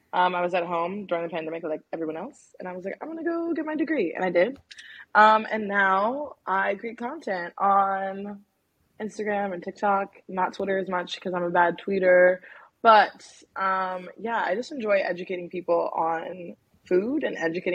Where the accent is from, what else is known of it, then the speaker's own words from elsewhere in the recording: Maryland, United States; moved away as an adult; also born or lived in Washington, District of Columbia, United States; now in New Orleans, United States; I'm originally from Maryland, and I was born in DC and from the DMV area